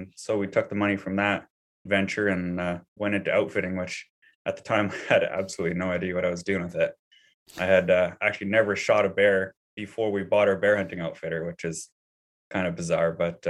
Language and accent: English; British Columbia, Canada; So I grew up here in British Columbia, and, I grew trees growing up. That's my family business